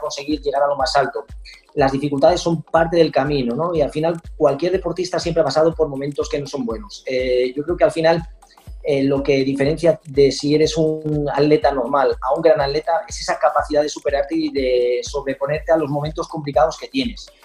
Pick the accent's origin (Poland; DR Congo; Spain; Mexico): Spain; un campeonato del mundo en Sevilla, en mi país